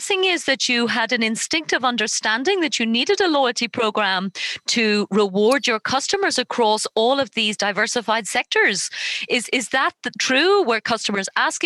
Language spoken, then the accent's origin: English; Ireland; I'm from Ireland